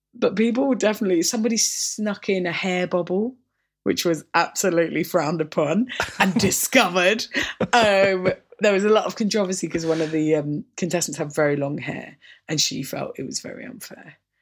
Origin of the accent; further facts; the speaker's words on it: Orpington, London, United Kingdom; also born or lived in St Mary Cray; growing up in Orpington